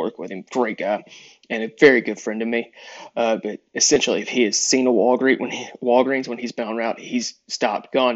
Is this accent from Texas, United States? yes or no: yes; East Texas, United States; Growing up, for the most part, in East Texas, but South Texas